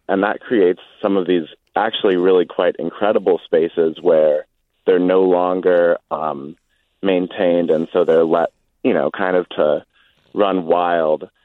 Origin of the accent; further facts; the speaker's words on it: Saint Paul, Minnesota, United States; I grew up in Saint Paul